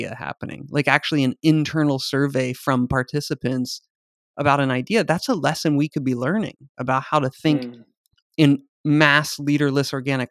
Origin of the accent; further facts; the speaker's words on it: United States; as an American